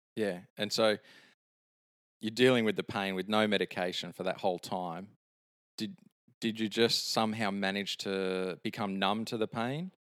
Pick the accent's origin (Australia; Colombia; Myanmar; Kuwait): Australia; Sydney, New South Wales; moved away; my hometown of Sydney